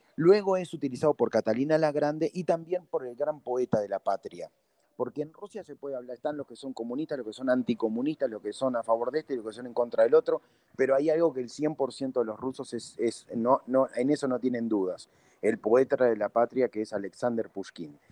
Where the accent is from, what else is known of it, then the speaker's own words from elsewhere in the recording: Uruguay; yo digo que soy de Uruguay